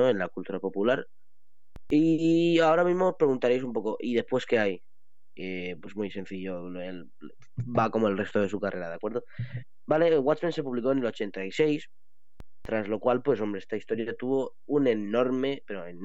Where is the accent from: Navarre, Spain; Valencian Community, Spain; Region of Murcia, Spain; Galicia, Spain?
Region of Murcia, Spain; yo como detective murciano para traeros las noticias sobre eventos de Murcia y demás